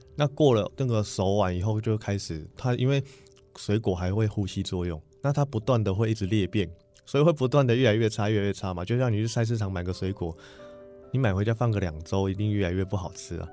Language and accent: Chinese; Bagua Mountain, Nantou County, Taiwan; 我本身在农村长大